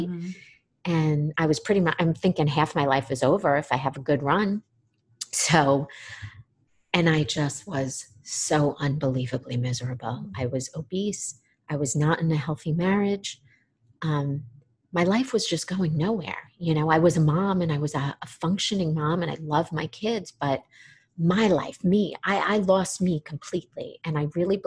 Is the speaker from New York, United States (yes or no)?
yes; New York, United States; moved away as an adult; also born or lived in Florida; I grew up in New York, came down to Florida to go to treatment. I was 21.